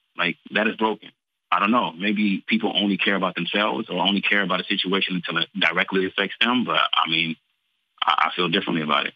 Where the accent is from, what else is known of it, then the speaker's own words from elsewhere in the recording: Texas, United States; I'm from Texas, Tejas